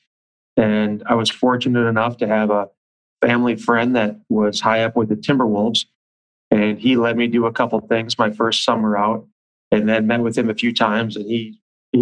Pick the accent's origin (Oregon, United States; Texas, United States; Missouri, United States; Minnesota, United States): Minnesota, United States; Bloomington; I grew up in Bloomington and I still live in Bloomington.